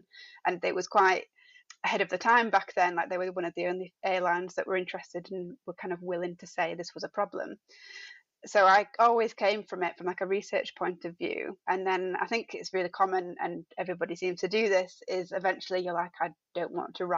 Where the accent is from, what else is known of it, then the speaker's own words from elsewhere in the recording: Dewsbury, Yorkshire and the Humber, United Kingdom; moved away as an adult; also born or lived in Sheffield; now in Birmingham, United Kingdom; I was born in Dewsbury, went to university at Sheffield Hallam